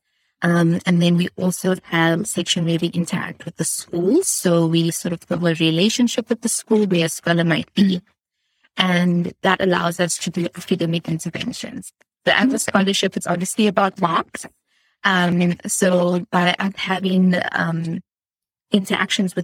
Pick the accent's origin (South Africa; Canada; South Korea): South Africa; I'm from South Africa and I'm currently based in Cape Town